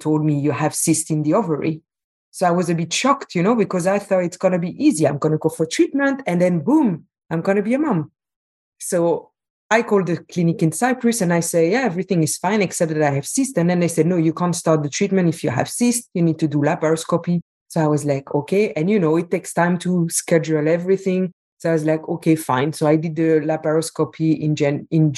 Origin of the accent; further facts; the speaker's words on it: Belgium; moved away as an adult; also born or lived in Qatar; I'm from Belgium, but I was living at the time in Qatar.